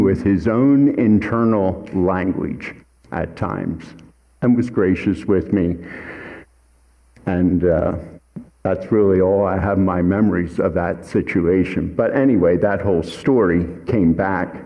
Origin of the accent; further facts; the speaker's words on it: Hatfield Township, Pennsylvania, United States; I grew up in Hatfield Township